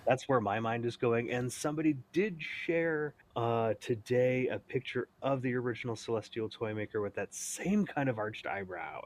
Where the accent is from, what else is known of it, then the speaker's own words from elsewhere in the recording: United States; also born or lived in San Jose, California; coming to it as an American